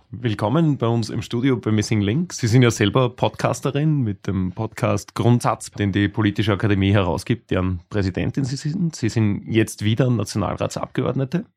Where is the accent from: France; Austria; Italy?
Austria; Lower Austria; wir sind beide Niederösterreicher